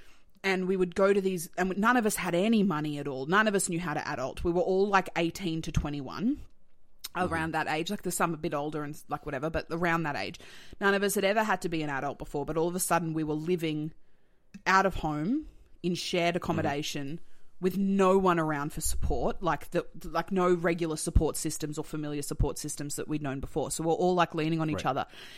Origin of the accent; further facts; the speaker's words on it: Melbourne, Victoria, Australia; also born or lived in Sydney / Tasmania; I was born in Sydney. Okay. I lived the first like 10 years of my life in Tassie and then I moved to Melbourne. So I'm from Melbourne.